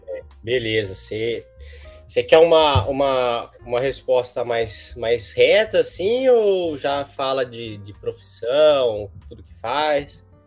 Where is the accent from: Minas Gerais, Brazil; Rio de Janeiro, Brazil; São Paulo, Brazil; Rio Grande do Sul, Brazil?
São Paulo, Brazil; Bauru; eu moro em Bauru, né? É, sou de Bauru